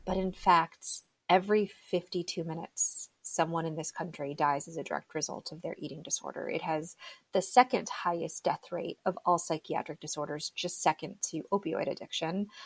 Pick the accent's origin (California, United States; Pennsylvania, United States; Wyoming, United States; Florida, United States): Florida, United States; South; So I was actually born and raised in South Florida. I'm one of those very few like native Floridians